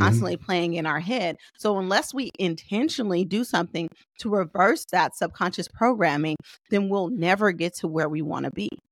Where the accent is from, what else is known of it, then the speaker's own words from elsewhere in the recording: Oakland, California, United States; I'm from Oakland